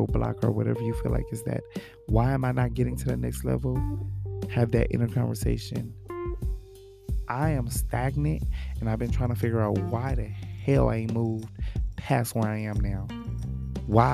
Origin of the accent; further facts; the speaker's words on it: Los Angeles, California, United States; I'm from Watts, Los Angeles